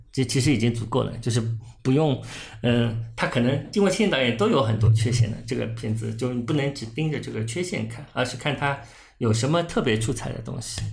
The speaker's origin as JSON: {"language": "Chinese", "region": "Shanghai", "country": "China", "said": "我们作为一个上海人"}